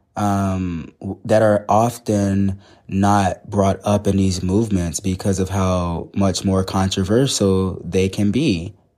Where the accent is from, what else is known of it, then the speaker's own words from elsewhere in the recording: the South, United States; I grew up in the South